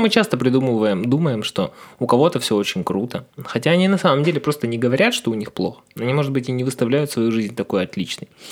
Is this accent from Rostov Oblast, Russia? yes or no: no; Ukhta, Komi Republic, Russia; moved away; у нас был северный город